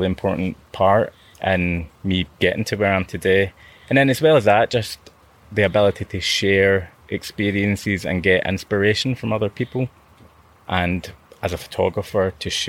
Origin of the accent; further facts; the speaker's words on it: Glasgow, Scotland, United Kingdom; as a teenager, growing up in Glasgow